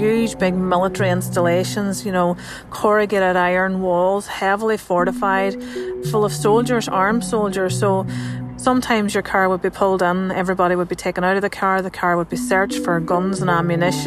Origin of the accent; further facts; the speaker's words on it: Northern Ireland, United Kingdom; I'm a journalist from Northern Ireland.